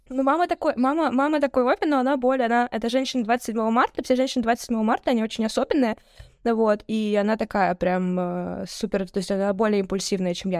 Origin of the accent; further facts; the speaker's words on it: Saint Petersburg, Russia; давайте говорить как петербуржцы